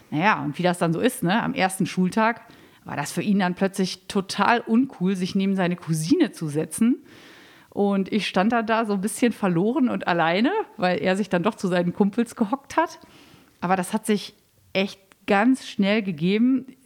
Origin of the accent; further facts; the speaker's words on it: Münster, North Rhine-Westphalia, Germany; ich komme aus Münster, wohnte in der Innenstadt